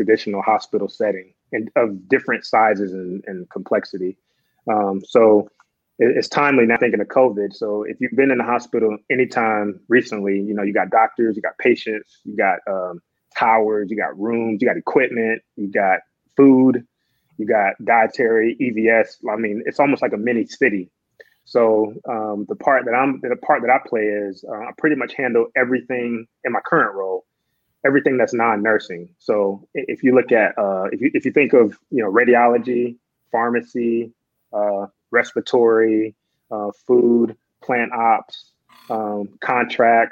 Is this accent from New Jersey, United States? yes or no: no; Georgia, United States; moved away as an adult; also born or lived in Houston / Phoenix; now in Dallas-Fort Worth, United States; I move back to Georgia, and I'm working in HR